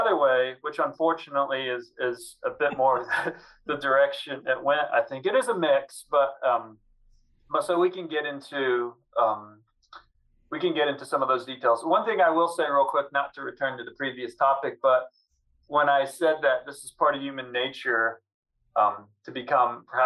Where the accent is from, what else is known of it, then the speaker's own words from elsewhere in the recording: Southwest Missouri, United States; when I was growing up in Southwest Missouri